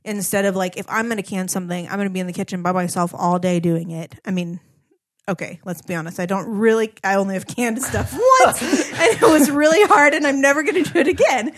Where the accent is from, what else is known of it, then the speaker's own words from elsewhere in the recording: United States; moved away; as an American woman